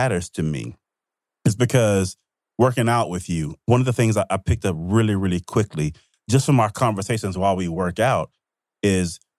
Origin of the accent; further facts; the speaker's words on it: Mississippi, United States; I grew up in Mississippi